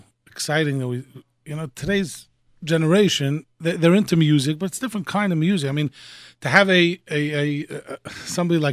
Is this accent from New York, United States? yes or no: yes; New York City, New York, United States; I grew up in Borough Park going to the Baba V'Rebbe